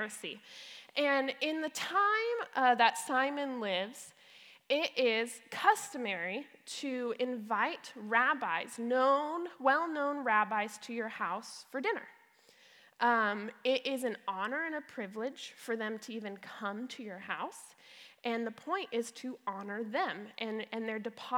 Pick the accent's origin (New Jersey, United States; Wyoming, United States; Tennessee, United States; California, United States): California, United States; Brea; also born or lived in Palm Desert, California; my mom sent my little brother and I to go live in Brea. So we came from Palm Desert